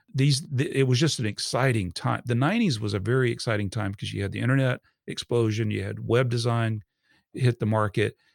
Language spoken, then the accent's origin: English; Georgia, United States; also born or lived in Fort Campbell, Kentucky; we moved here to Georgia, where he was originally from, and I've been in Georgia since I was about four years old.